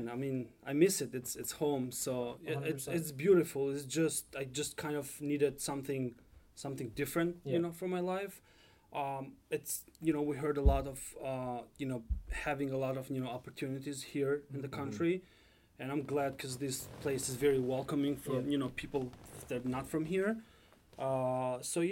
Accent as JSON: {"language": "English", "country": "Albania", "second_language": "English", "moved": "as an adult", "lives_now": "United States", "said": "I'm originally from Albania."}